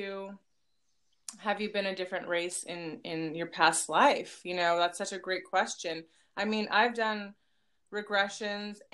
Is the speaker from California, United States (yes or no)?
yes; Palo Alto, California, United States; also born or lived in Los Altos Hills; growing up in Palo Alto as a brown girl